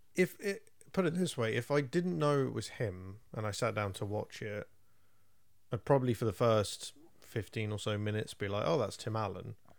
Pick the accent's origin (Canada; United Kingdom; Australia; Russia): United Kingdom; England; I'm English